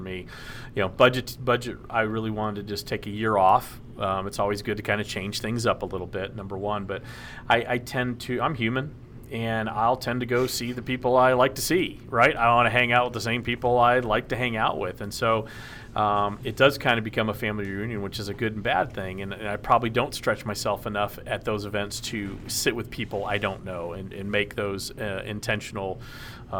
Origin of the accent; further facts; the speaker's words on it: Dallas, Texas, United States; now in Tennessee, United States; I grew up in Dallas. So, and I love Dallas. That's I consider Texas my home. Even though I live in Tennessee, that's home